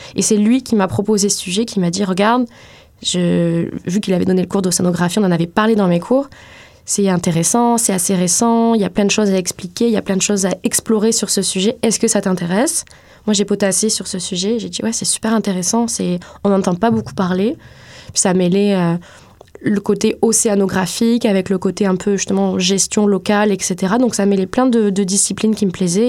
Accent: France; moved away as an adult; now in Montreal, Canada; moi je suis française, donc je suis arrivée ici il y a un peu plus de 5 ans, en 2014

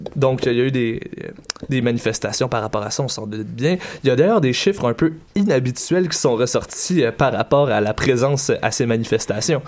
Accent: Quebec, Canada; chez nous, au Québec

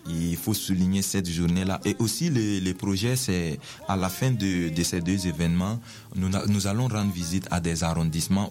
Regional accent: Burkina Faso; moved away as an adult; now in Quebec, Canada; dans mon pays, euh, je viens du Burkina Faso, un pays en Afrique de l'Ouest

